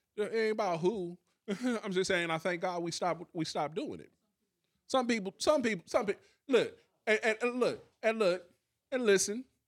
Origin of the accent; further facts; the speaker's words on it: Columbus, Ohio, United States; we literally came from the same city